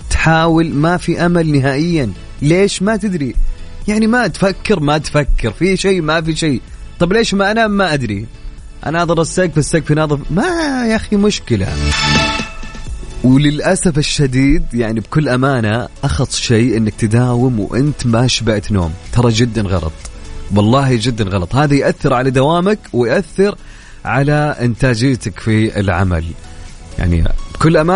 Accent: Saudi Arabia; والرياكشن اللي مسوينها بالراديو شيء نفتخر فيه كسعوديين

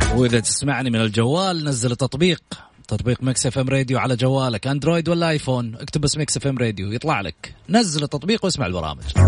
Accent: Saudi Arabia

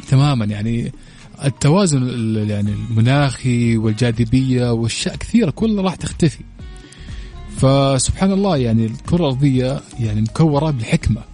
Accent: Saudi Arabia; أنا عندنا في السعودية

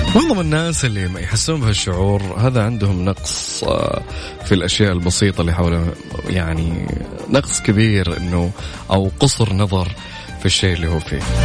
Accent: Saudi Arabia; عندنا في السعوديه هنا

